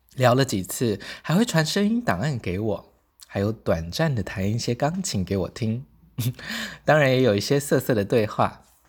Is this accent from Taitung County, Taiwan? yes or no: yes; Taitung, Taitung County, Taiwan; moved away; 我现在人在台东老家